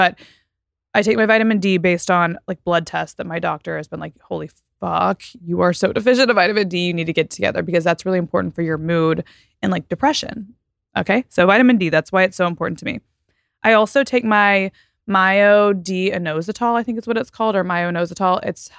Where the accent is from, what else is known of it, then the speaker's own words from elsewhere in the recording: Texas, United States; also born or lived in Florida; now in Los Angeles, United States; I'm from Texas and Florida. So it kind of tracks that way.